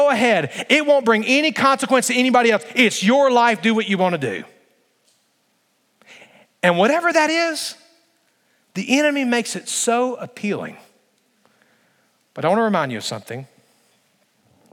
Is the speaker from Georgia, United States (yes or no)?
no; Alabama, United States; I grew up in Alabama.